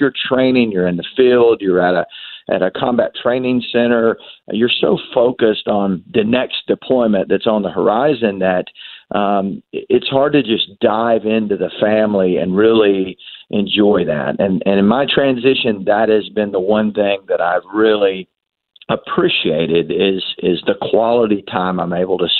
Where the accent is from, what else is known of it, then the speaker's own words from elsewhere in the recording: the South, United States; Southern Roots, which tells a story of growing up in the South.